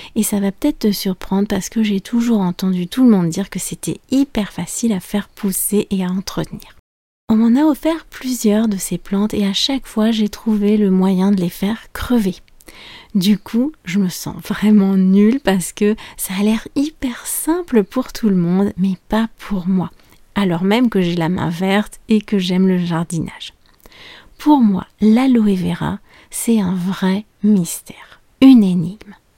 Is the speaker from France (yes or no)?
yes; France; je suis française